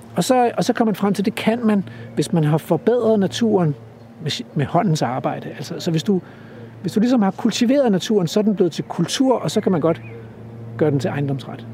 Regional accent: Stevns, Zealand, Denmark; now in East Jutland, Denmark; da jeg voksede op på Stævns

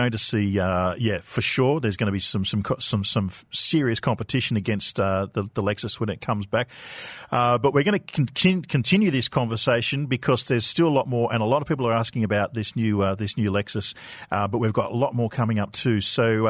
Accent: Australia; moved away; my home country in Australia

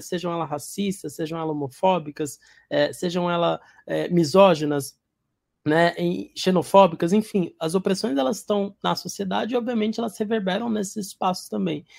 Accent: São Paulo, Brazil; vim da periferia de São Paulo

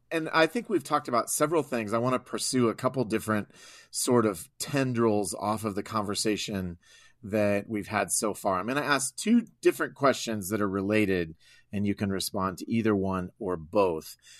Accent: Iowa, United States; I grew up in Iowa

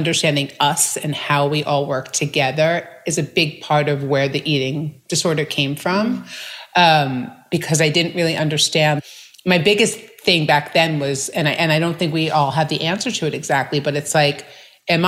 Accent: New York, United States; I grew up in New York to very loving parents with an older brother

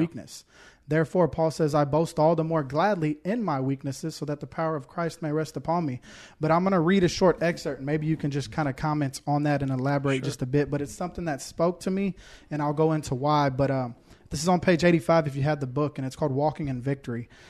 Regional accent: Houston, Texas, United States; now in Woodbury, United States; I'm from Houston originally

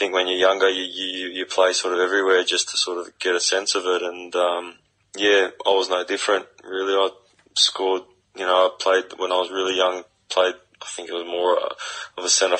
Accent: Sydney, New South Wales, Australia; moved away; grew up at Western Sydney, know the area very well. I know it's changed a little bit since I last lived there

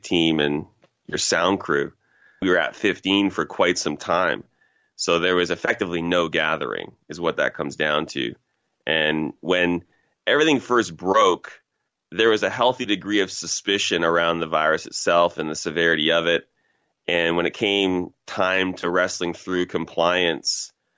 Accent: Toronto, Ontario, Canada; I'm from Toronto originally, grew up in a place called Scarborough, Ontario

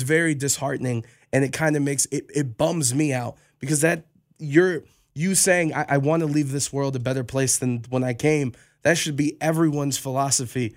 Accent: Cleveland, Ohio, United States; I'm born and raised in Cleveland

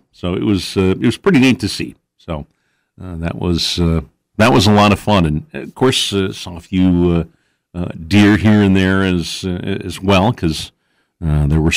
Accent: West Salem, Wisconsin, United States; I grew up in West Salem

